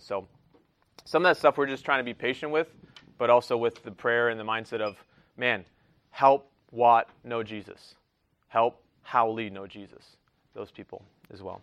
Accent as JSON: {"language": "English", "country": "United States", "tie": "born or raised there", "said": "I'm from the United States and I was born here"}